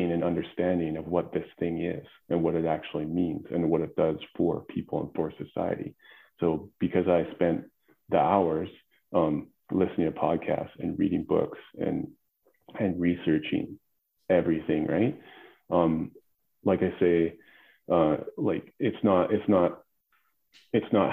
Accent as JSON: {"language": "English", "region": "Alberta", "country": "Canada", "tie": "born or raised there", "said": "I grew up in Alberta on a farm, working the land."}